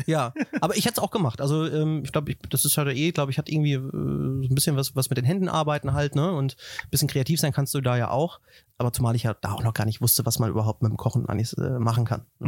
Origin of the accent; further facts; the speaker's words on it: Wetter, North Rhine-Westphalia, Germany; moved away as an adult; also born or lived in Hagen / Dortmund / United States; now in Nuremberg, Germany; ich bin aufgewachsen in Wetter an der Ruhr, äh, in, im wunderschönen Haken geboren